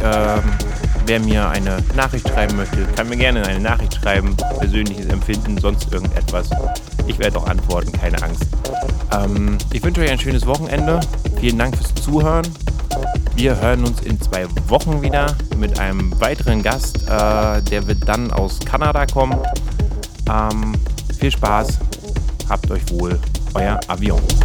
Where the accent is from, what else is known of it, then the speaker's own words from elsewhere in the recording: Baltic coast, Germany; moved away as an adult; now in Berlin, Germany; Ich komme direkt von der Ostseeküste. Ähm, bin dort geboren, aufgewachsen und vor ein paar Jahren hierher gesiedelt.